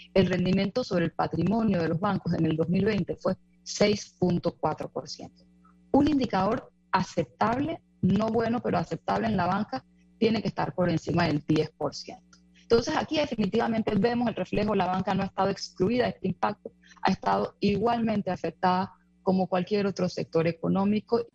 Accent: Panama; lo digo como panameña

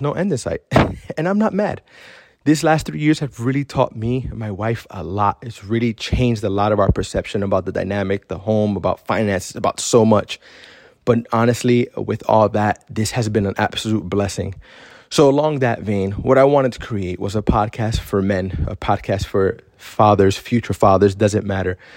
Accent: Miami, Florida, United States; moved away as an adult; now in Central Florida, United States; we moved from Miami, which we were practically raised there for twenty-six years

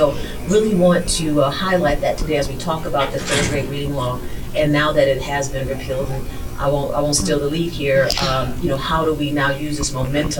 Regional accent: Detroit, Michigan, United States; because we're all from Detroit.

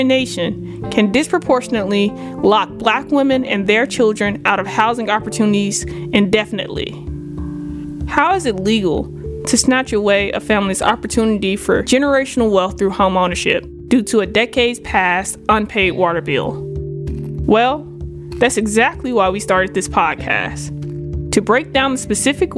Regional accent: the Delta South, United States; now in Philadelphia, United States; I grew up in the Delta South to a working class single parent

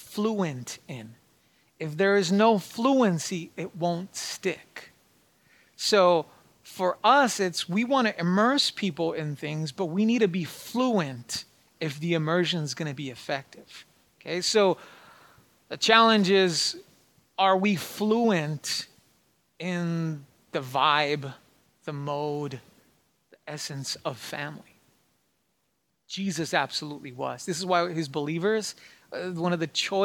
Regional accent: New Mexico, United States; moved away as an adult; now in Princeton, United States; I come from New Mexico. Back there, it's land of mañana.

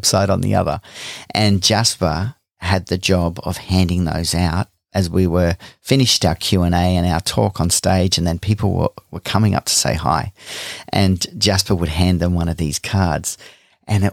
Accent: Gold Coast, Queensland, Australia; moved away; we hail originally from the Gold Coast. That's our hometown

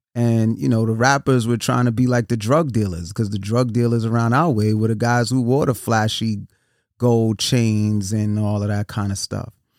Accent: New York City, New York, United States; I'm from New York City, born and raised Brooklyn

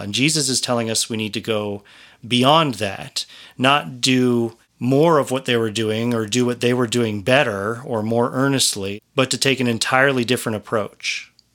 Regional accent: Colorado, United States; I come from Colorado mostly

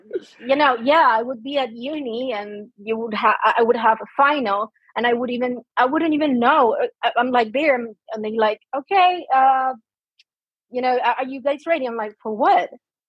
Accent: Argentina; English is a second language; So growing up here in Argentina, the thing is, most people, especially like most doctors, they don't even know what ADHD is.

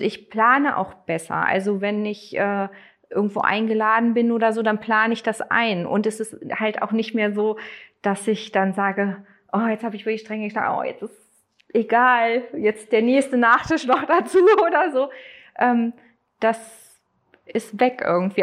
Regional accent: Neustadt, Germany; ich komme aus Neustadt, also gar nicht so weit weg von hier

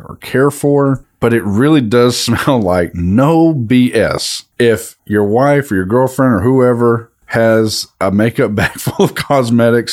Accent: East Texas, United States; East Texas at that.

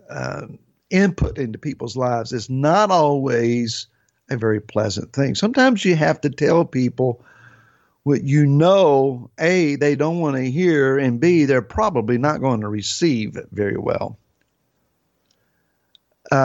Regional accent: Grassy Creek, United States; now in Gloucester, United States; I was raised in a place called Grassy Creek

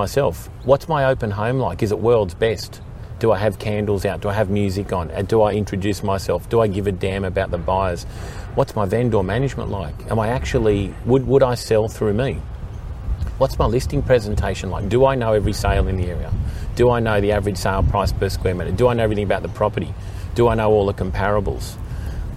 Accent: Sydney, New South Wales, Australia; I grew up sort of around the Coogee area, Randwick market, that was my market.

